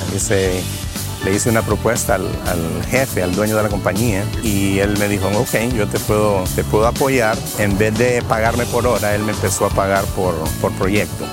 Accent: Honduras; moved away as an adult; also born or lived in New York / New Orleans; now in United States; Soy de Honduras

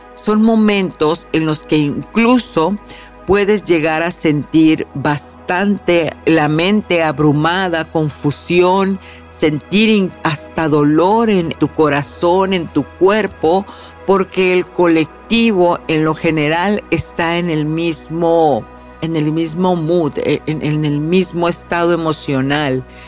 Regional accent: Mexico; en mi tierra natal, en México

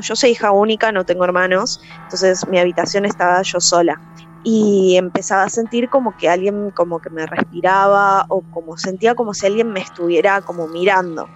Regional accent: Villa Gesell, Buenos Aires Province, Argentina; Tengo la característica de capital, pero soy de Villa Gesell

